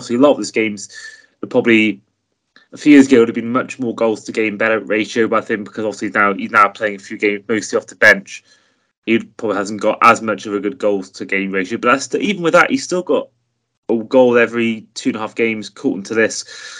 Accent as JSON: {"language": "English", "region": "Wales", "country": "United Kingdom", "said": "I'm saying this as a Welsh point of view"}